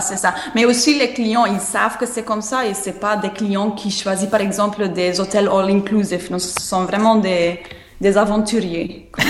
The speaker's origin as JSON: {"language": "French", "region": "Flanders", "country": "Belgium", "second_language": "French", "moved": "yes", "said": "je suis flamande."}